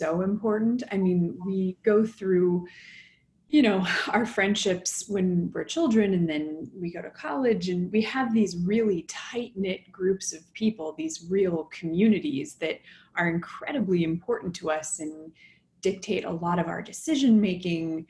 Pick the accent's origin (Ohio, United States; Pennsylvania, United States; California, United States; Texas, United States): California, United States; Los Angeles; moved away; also born or lived in Boston / New York; I'm from Los Angeles originally